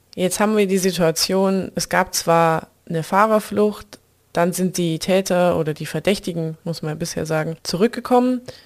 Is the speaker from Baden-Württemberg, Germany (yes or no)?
yes; near Tübingen district, Baden-Württemberg, Germany; moved away; in die Nähe meiner alten Heimat, in den Kreis Tübingen